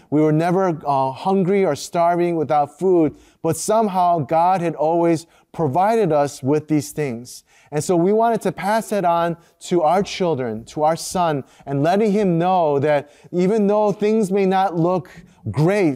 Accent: United States; first language Korean; growing up as a second generation Korean American

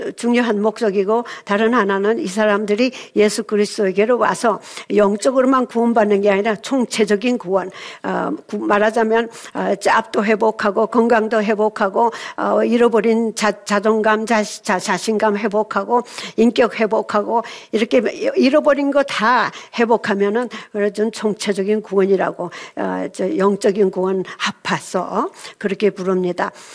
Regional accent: South Korea; moved away as an adult; now in Seattle, United States; 한국에서 어, 미국으로 35살에 1970년에 가서

